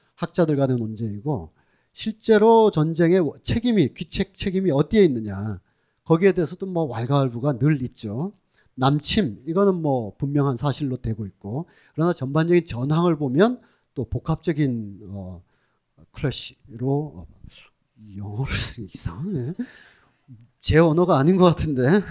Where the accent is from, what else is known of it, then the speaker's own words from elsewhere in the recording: Sunheung, North Gyeongsang, South Korea; accent: northern Gyeongbuk Sunheung pronunciation; 경북 북부 순흥면 어, 발음입니다